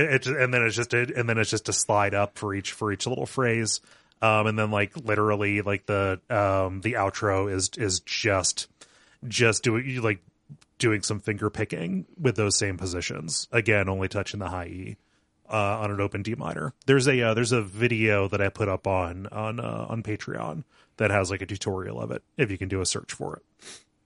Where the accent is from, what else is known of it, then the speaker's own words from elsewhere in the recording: small town Ohio, United States; I grew up around here. I'm not currently living in the town where I grew up. I'm one town over